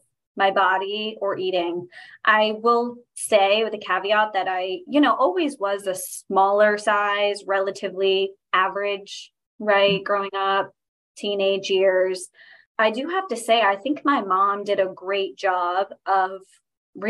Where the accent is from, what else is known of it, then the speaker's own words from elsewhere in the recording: Newport, Rhode Island, United States; I'm from Newport, Rhode Island is where I'm living right now. I'm from this area. Haven't ventured out much